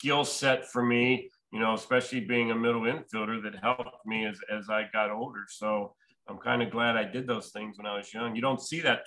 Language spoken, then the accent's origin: English; Pittsburgh, Pennsylvania, United States; I grew up in the Pittsburgh area, so obviously I grew up a Pirates fan growing up